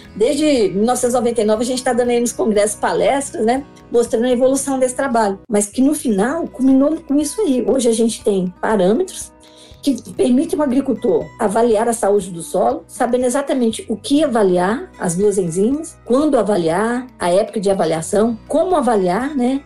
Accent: Brasília, Federal District, Brazil; eu sou aqui de Brasília, sou filha de é, lavradores. O pessoal saiu do Goiás, saiu da roça, veio para Brasília para ajudar na construção da capital. Eu nasci em 1966, sou candanga

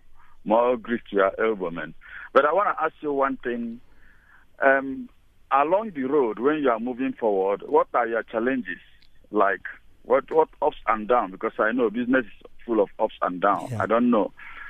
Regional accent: Nigeria; now in South Africa; I'm a Nigerian anyway

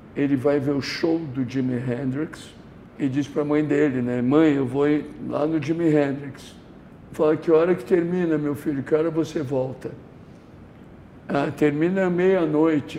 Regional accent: São Paulo, Brazil; eu como nascido em São Paulo

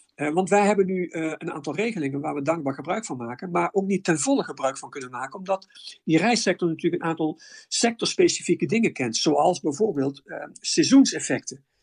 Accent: Netherlands; wij zijn als Nederlander

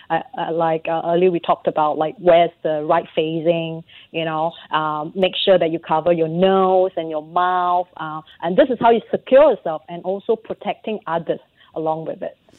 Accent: Singapore; being a Singaporean

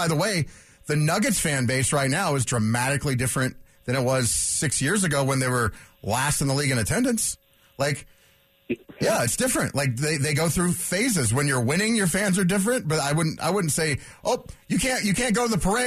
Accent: Aurora, Colorado, United States; growing up in Aurora

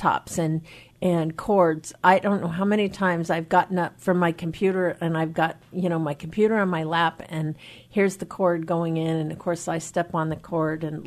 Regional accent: Skagit County, Washington, United States; I was raised in Skagit County

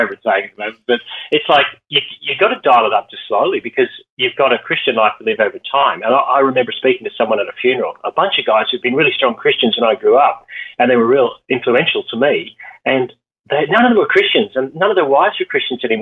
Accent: Northern Ireland, United Kingdom; now in Australia; I grew up in Northern Ireland

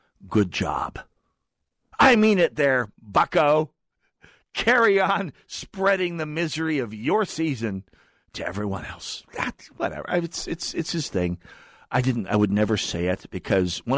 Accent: North Dakota, United States; now in Twin Cities, United States; I'm from North Dakota

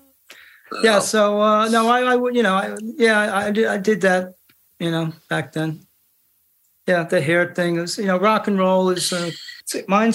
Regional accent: New Jersey, United States; Jersey, I'm from Jersey

